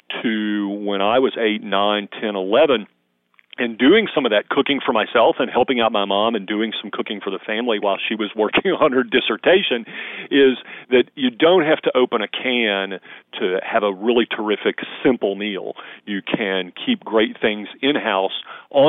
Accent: the South, United States; I grew up in the South

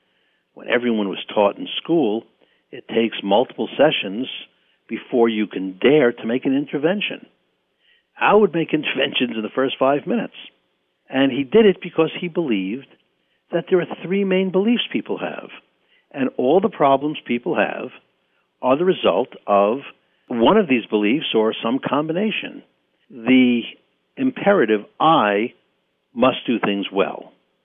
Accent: Bronx, New York, United States; I know I grew up in the Bronx, and it took me a long time to get rid of the accent I had.

